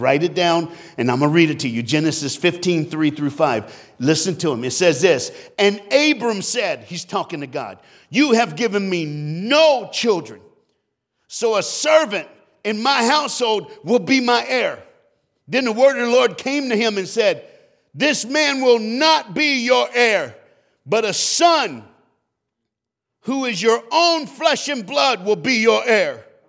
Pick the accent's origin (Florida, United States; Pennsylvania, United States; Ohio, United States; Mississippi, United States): Florida, United States; I'm from Florida